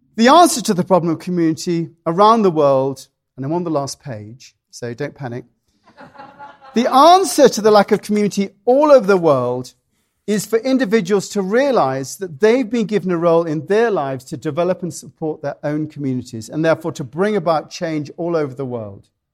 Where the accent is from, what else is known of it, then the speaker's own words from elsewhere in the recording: United Kingdom; now in United States; being British